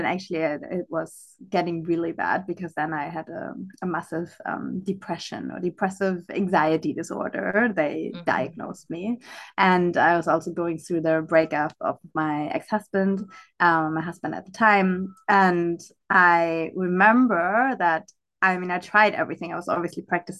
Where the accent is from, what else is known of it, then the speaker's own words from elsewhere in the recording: Germany; also born or lived in Africa / United States / Europe; now in Algarve, Portugal; I'm originally from Germany, but I would always say I'm a citizen of the world.